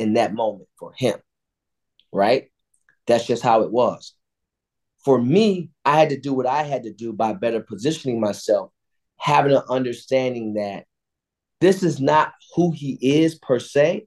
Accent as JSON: {"language": "English", "town": "Cleveland", "region": "Ohio", "country": "United States", "tie": "born or raised there", "said": "We grew up on the street next to each other. I grew up on Edmonton. He grew up on Woodside on the east side of Cleveland in the Glenville community"}